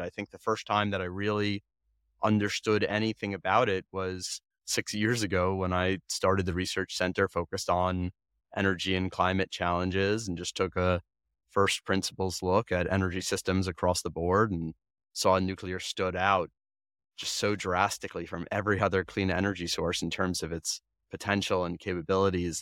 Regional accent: Long Island, New York, United States; I grew up on Long Island

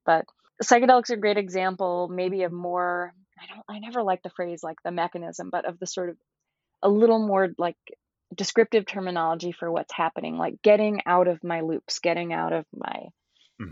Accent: Georgia, United States; moved away as an adult; also born or lived in New York; now in California, United States; I grew up in Georgia

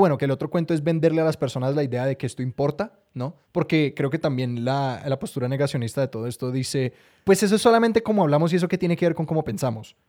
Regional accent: Colombia; Los colombianos no tenemos acento

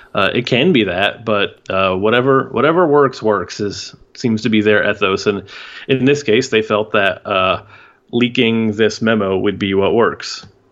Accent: Houston, Texas, United States; now in Austin, United States; I was born and raised in Houston, and I didn't move here until oh eight.

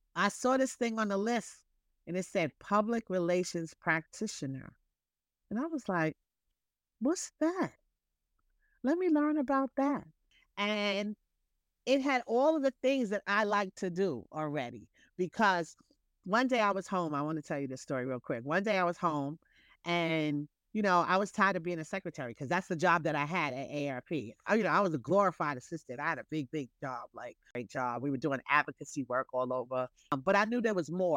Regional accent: New York City, New York, United States; I'm a New Yorker

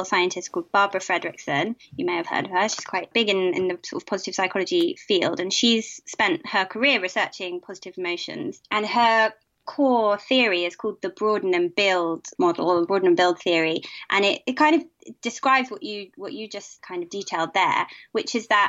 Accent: United Kingdom

